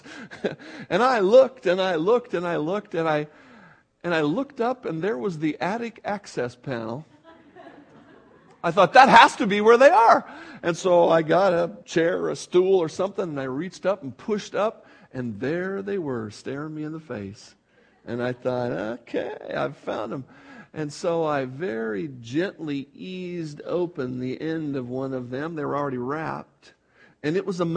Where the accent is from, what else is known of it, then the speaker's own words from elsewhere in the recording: Buffalo, New York, United States; moved away; I was born in New York, where the snow gets considerably deep, you know, in the Buffalo zone